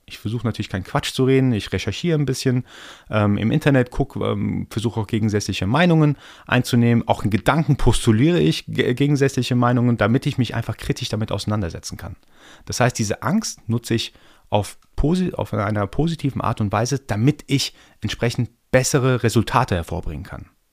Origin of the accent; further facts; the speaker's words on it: Iran; now in Germany; Ich bin ja gebürtiger Iraner, komme also aus dem Orient sozusagen